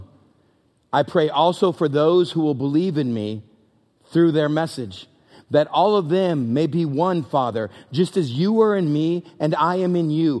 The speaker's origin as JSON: {"language": "English", "region": "West Texas", "country": "United States", "tie": "born or raised there", "said": "I grew up in West Texas"}